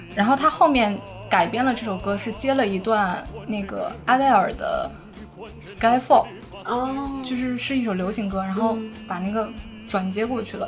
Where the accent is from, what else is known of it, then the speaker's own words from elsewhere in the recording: Northeast China, China; 我是一个东北人